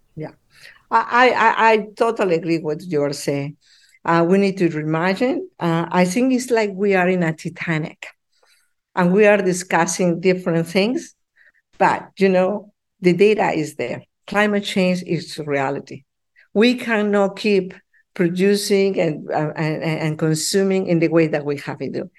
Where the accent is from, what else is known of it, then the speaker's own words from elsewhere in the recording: Peru; now in Ottawa, Canada; I'm from Peru